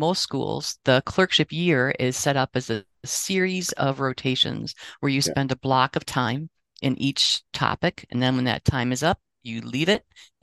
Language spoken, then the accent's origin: English; Wausau, Wisconsin, United States; I never thought I'd have the opportunity to teach, in medical school and not have to leave my hometown